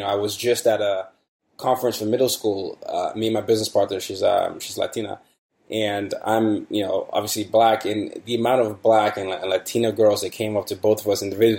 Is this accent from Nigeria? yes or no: yes; Nigeria; You know, I grew up in Nigeria. So a lot of, you know, that's one of the countries I grew up in.